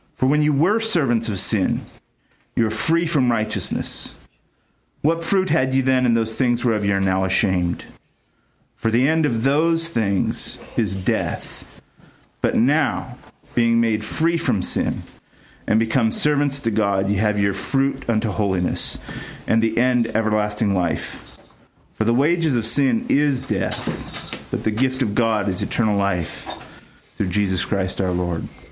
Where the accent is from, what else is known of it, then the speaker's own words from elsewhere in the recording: Ventura, California, United States; also born or lived in Ohio / Texas; I grew up in Ventura, California, mostly